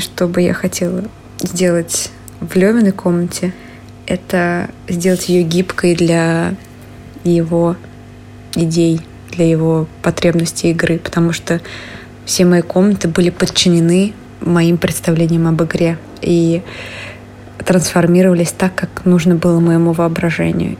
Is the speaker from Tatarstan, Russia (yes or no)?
yes; Kazan, Tatarstan, Russia; moved away as an adult; now in Moscow, Russia; когда я впервые вернулась из Москвы в Казань